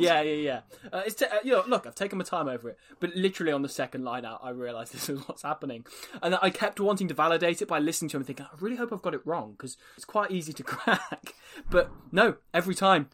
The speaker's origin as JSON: {"language": "English", "region": "Wales", "country": "United Kingdom", "said": "we're from Wales"}